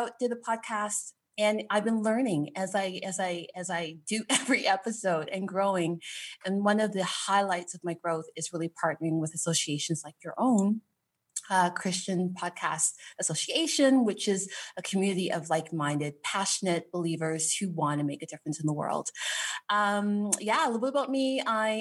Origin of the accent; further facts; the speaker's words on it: Toronto, Ontario, Canada; Born and raised in Canada, Toronto, Canada